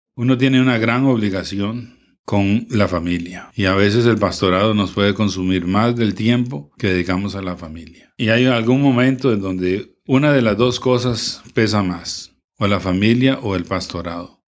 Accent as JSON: {"language": "Spanish", "town": "Moravia", "region": "San José", "country": "Costa Rica", "said": "nosotros somos de Moravia"}